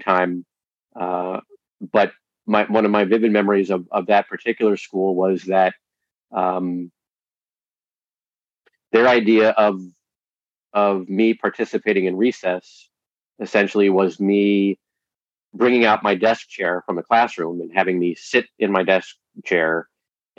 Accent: West Hartford, Connecticut, United States; I grew up here in West Hartford, Connecticut

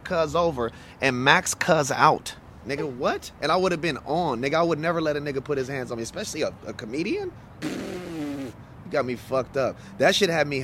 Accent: Los Angeles, California, United States; I'm from West L.A., California

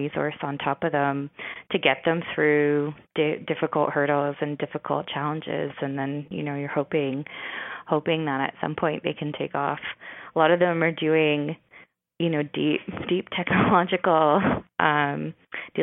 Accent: St. Catharines, Ontario, Canada; I'm from St. Catharines

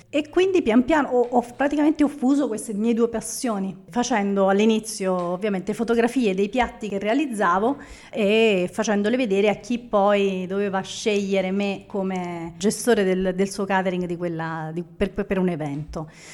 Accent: Naples, Campania, Italy; sono napoletana

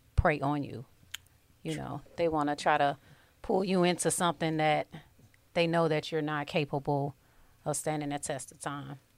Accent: Detroit, Michigan, United States; born and raised on the East Side of Detroit

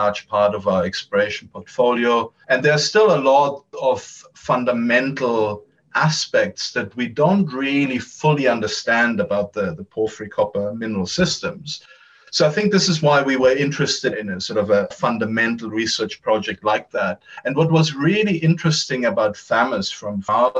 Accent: Munich, Bavaria, Germany; moved away; originally I'm from Germany, from Munich in Germany.

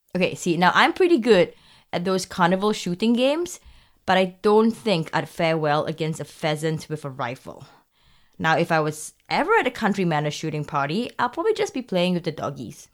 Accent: Singapore; I'm from Singapore.

